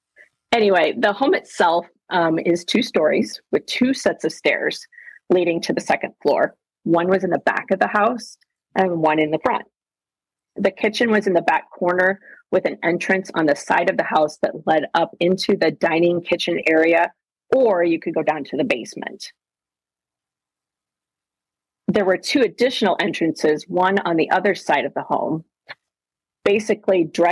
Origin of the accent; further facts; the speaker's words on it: Cedar Falls, Iowa, United States; now in Des Moines, United States; I grew up in Cedar Falls